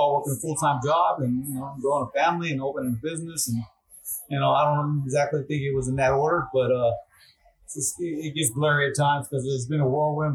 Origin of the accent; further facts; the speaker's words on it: Dundee, Florida, United States; We both grew up in Haines City, actually in Dundee